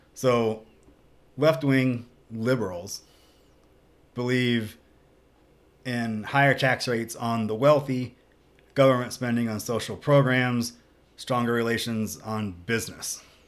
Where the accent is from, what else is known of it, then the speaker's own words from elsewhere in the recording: the South, United States; growing up in the South